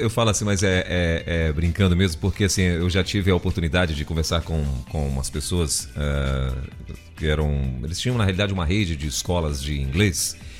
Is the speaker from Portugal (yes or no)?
no; Brazil; eu nasci no, no Brasil